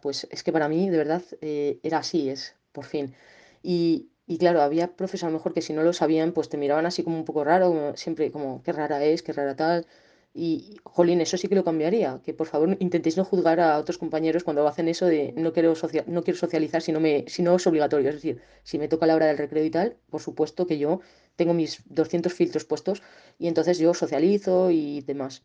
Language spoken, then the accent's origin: Spanish; Segovia, Castile and León, Spain; moved away as an adult; also born or lived in Soria; now in León, Spain; ahora estoy en León, pero yo soy de Segovia